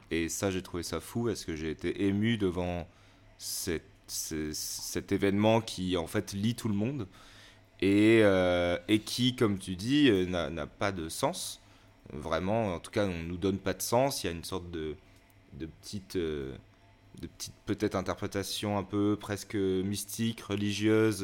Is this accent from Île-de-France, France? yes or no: no; Valence, Auvergne-Rhône-Alpes, France; moved away as an adult; also born or lived in Lyon; j'ai grandi à Valence et j'ai fait une année de fac à Lyon.